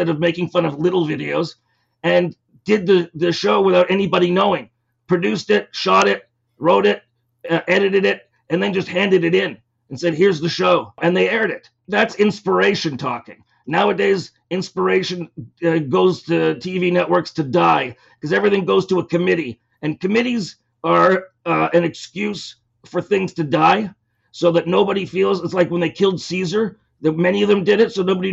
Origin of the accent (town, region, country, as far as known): Toronto, Ontario, Canada